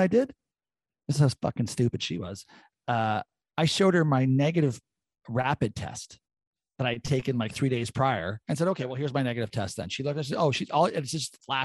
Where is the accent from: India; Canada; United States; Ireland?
Canada; I'm a Canadian